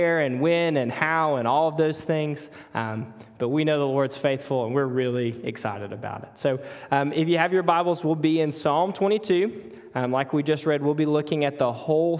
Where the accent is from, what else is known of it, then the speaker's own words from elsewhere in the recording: Mississippi, United States; accent: Mississippi; moved away as an adult; also born or lived in Charlotte area, North Carolina; now in Charlotte, United States; we moved from Mississippi to North Carolina about a year ago. So every time you hear something weird in my voice or you need a translator, that's all the Mississippi coming out